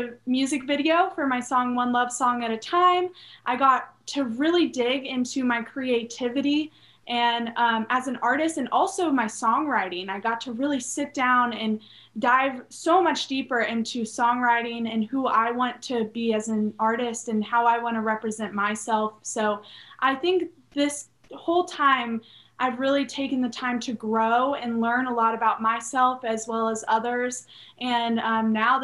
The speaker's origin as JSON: {"language": "English", "town": "Charleston", "region": "South Carolina", "country": "United States", "tie": "born or raised there", "also_born_or_lived": "Nashville", "said": "I'm from Charleston, South Carolina. Born and raised in Charleston"}